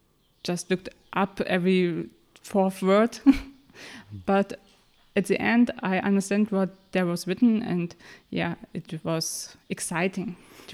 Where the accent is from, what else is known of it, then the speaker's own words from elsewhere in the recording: Mecklenburg-Vorpommern, Germany; English is a second language; I grew up in Mecklenburg-Vorpommern.